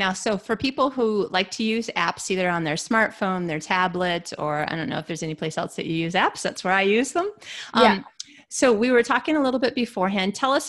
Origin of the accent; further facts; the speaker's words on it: Michigan, United States; now in Sweden; See, that's another reason I knew I would like you, because we're fellow Midwesterners. I'm from Michigan.